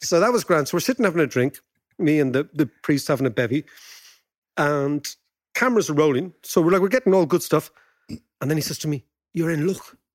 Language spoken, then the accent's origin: English; Ireland; as Irish people